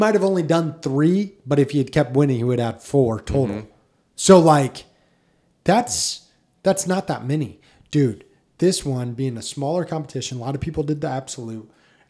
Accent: Indiana, United States; I'm from Indiana.

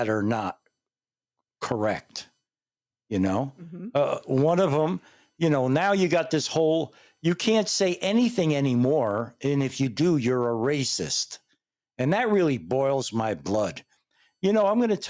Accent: United States; I'm Italian. I was born in the United States, but my family came from Italy.

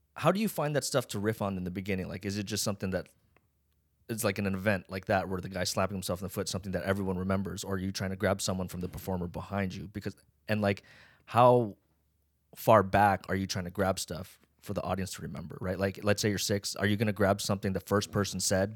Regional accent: Las Vegas, Nevada, United States; I grew up in Vegas

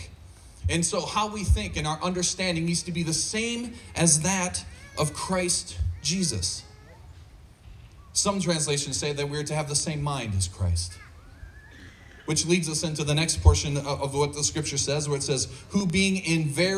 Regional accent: United States; as an American

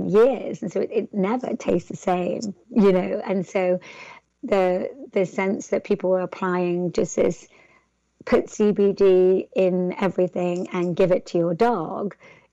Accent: England, United Kingdom; accent: English; my English accent

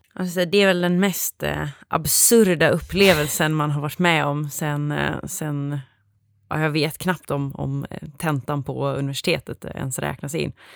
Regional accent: Gothenburg, Västra Götaland, Sweden; jag kommer ursprungligen ifrån Göteborg där jag också pluggade.

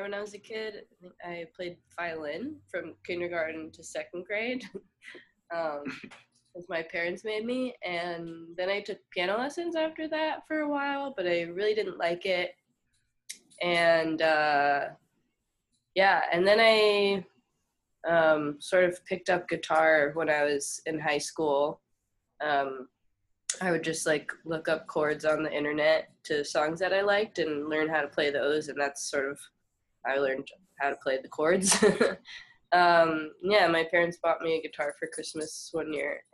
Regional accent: Montclair, New Jersey, United States; moved away as an adult; also born or lived in Ohio; When I was in high school, they came to my hometown

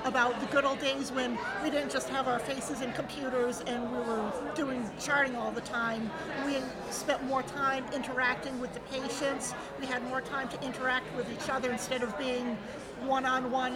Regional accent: South Deerfield, Massachusetts, United States; Born and raised in South Deerfield, and I love that area.

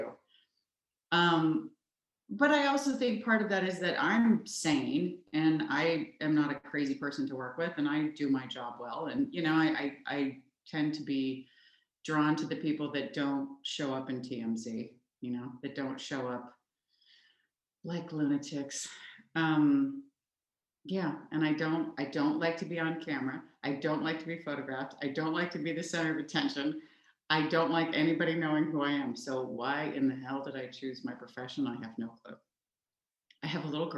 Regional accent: Oklahoma, United States; I grew up in Oklahoma

